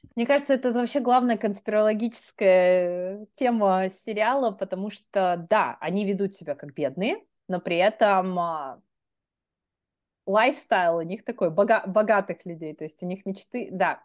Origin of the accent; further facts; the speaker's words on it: Magnitogorsk, Chelyabinsk Oblast, Russia; also born or lived in Philadelphia, United States; now in Boston, United States; я сама из Магнитогорска